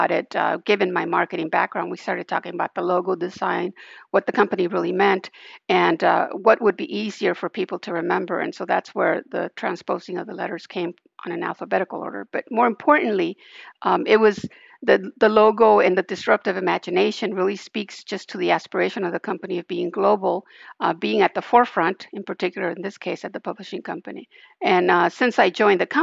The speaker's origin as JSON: {"language": "English", "town": "Los Angeles", "region": "California", "country": "United States", "tie": "born or raised there", "also_born_or_lived": "Central America", "said": "I was born in Central America, but grew up in Hollywood, California. Went to Hollywood High"}